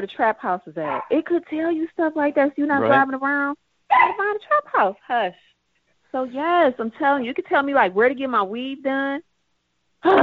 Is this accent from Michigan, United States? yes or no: yes; Hamtramck, Michigan, United States; also born or lived in Rochester Hills, Michigan; I grew up in Hamtramck, Michigan, and then Rochester Hills.